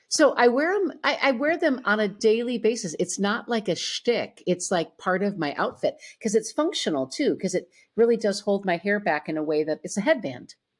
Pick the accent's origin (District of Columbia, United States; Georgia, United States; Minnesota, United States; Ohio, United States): Minnesota, United States; Owatonna; I grew up in Owatonna, Minnesota, a smaller